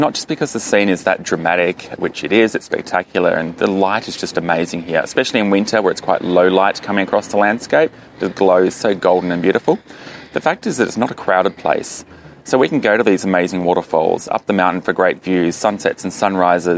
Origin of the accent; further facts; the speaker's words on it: Launceston, Tasmania, Australia; now in Hobart, Australia; I'm actually from Launceston, which is Tasmania's second city in the northern side